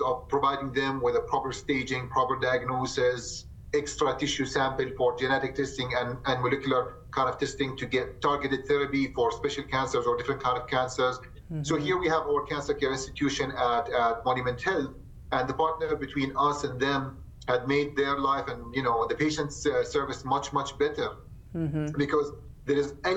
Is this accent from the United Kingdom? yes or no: no; Jordan; moved away as an adult; also born or lived in Michigan / Tampa, Florida; now in Rapid City, United States; I came from Jordan and I did my medical school there, and then I moved to the state and to Michigan in 2015